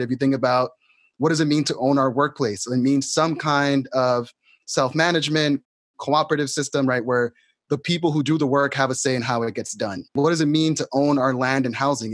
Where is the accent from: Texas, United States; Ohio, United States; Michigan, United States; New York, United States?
New York, United States; New York City; I grew up in New York City